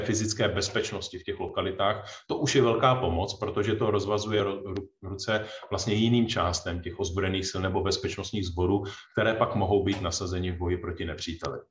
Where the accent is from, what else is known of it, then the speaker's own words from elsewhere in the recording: Czechia; jsme se jako Češi